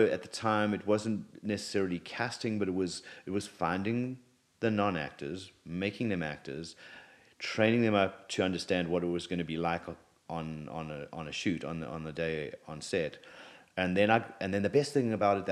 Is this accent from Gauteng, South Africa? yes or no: no; KwaZulu-Natal, South Africa; moved away as an adult; now in United States; I'm from South Africa originally. I'm born and raised in South Africa, and I grew up on a small farm